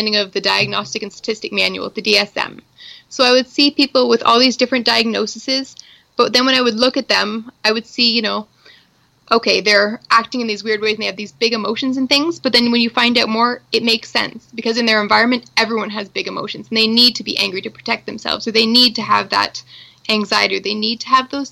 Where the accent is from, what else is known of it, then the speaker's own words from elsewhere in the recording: Tillsonburg, Ontario, Canada; also born or lived in Toronto; I'm originally from the same town, Tillsonburg